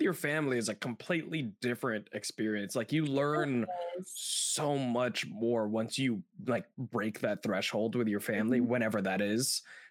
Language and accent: English; Philippines; Filipino boy, former Catholic.